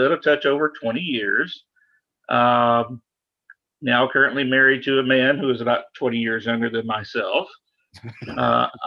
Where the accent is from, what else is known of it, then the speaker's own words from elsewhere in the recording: a small suburb south of Atlanta, Georgia, United States; I'm from Atlanta, a little bit south of Atlanta, so a very conservative area, especially being a small suburb south of Atlanta, and some very extremely conservative parents